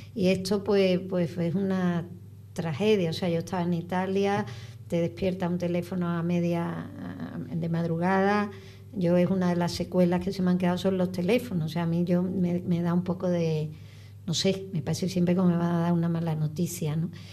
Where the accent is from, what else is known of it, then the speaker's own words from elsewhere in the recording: Spain; como española, eh, que como ciudadana de España